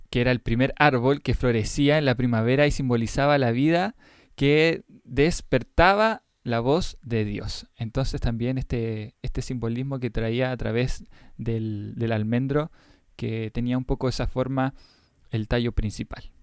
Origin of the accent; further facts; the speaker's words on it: Mexico; soy de México y me preguntaba, ¿de qué está construido el candelabro? Un saludo grande desde Cancún, Quintana Roo.